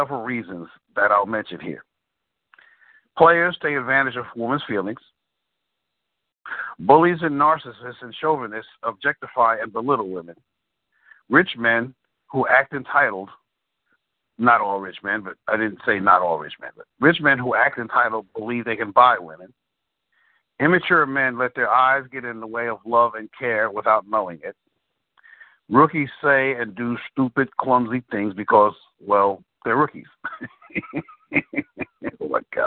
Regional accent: New York City, New York, United States; I'm from the Bronx

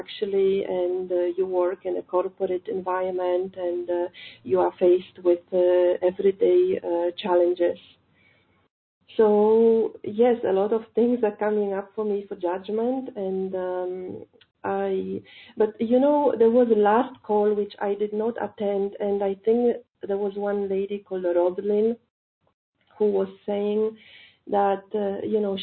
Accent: Poland; moved away as an adult; now in India; I'm calling from India, but actually I'm not Indian. I'm from Poland.

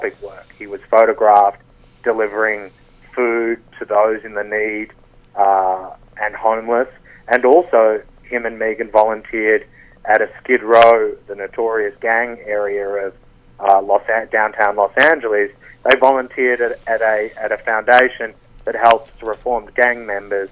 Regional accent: Australia; I'm from Australia

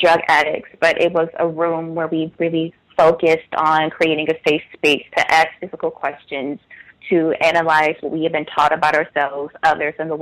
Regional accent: Washington, District of Columbia, United States; I was born and raised in the Washington, D.C. area

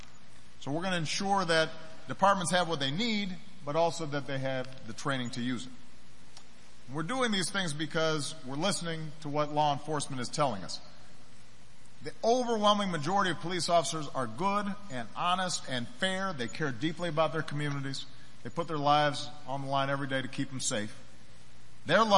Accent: Chicago, Illinois, United States; my hometown in Chicago

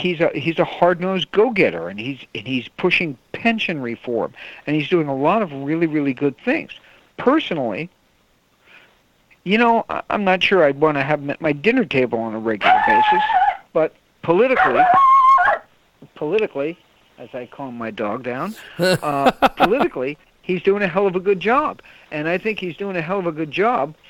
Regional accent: New York, United States; moved away; I was from New York

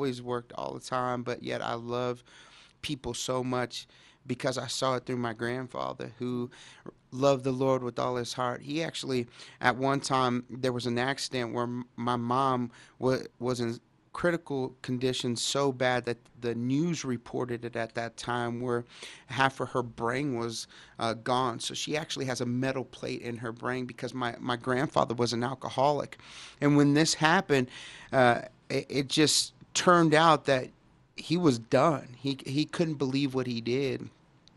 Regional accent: Dallas, Texas, United States; I grew up in Dallas, Texas, and in a pretty, you know, bad neighborhood at the time, and it was Oak Cliff

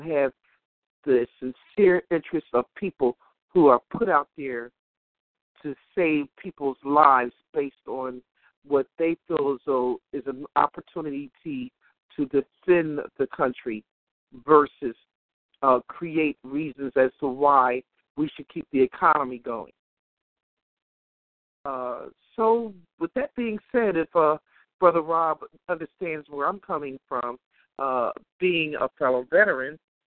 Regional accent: United States; we as American people

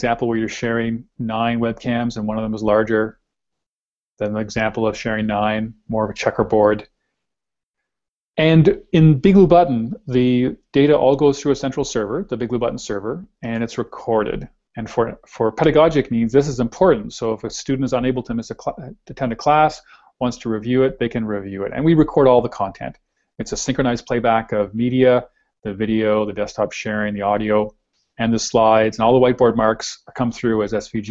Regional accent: Canada; we're Canadian

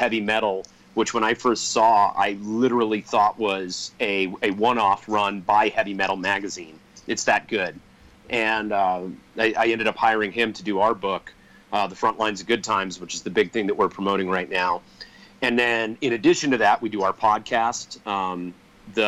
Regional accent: Colorado, United States; we're from Colorado where the jam scene is huge

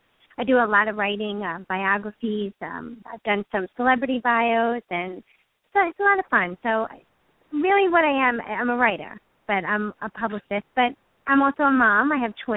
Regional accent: New York, United States; I'm a New Yorker

